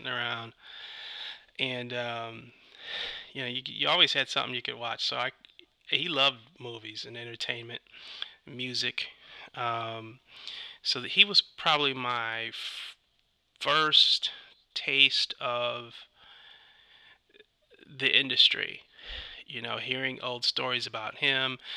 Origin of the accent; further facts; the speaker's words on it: Ypsilanti, Michigan, United States; moved away as an adult; also born or lived in Detroit, Michigan / Arizona / North Carolina / New York City; now in Los Angeles, United States; I'm from Detroit originally. I was born in Detroit. My parents, we ended up moving to Arizona. Stayed there for a year, two maybe, moved to North Carolina, and then came back up to Michigan and settled in the town, city of Ypsilanti.